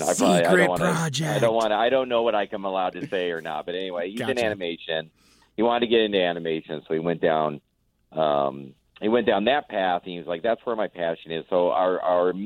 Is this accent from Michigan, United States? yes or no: no; Orange County, California, United States; now in Portland area, Oregon, United States; I'm from Orange County